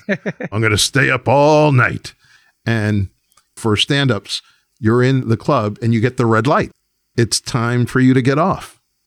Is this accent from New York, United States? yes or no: yes; New York, United States; as a New Yorker